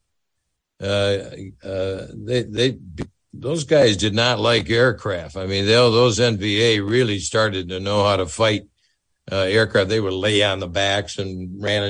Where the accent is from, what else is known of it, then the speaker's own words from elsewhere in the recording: Sheboygan, Wisconsin, United States; I'm a kid from Sheboygan